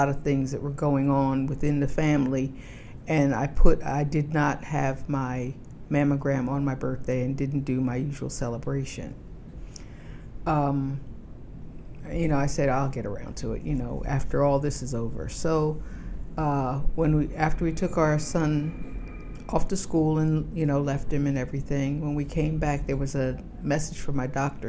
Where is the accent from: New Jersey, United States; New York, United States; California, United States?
New Jersey, United States; moved away as an adult; now in Washington, D.C., United States; I've lived in D.C. for about 32 years. I come from New Jersey